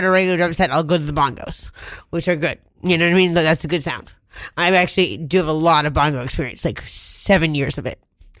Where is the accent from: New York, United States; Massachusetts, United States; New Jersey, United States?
Massachusetts, United States; also born or lived in Rhode Island; I grew up in Massachusetts.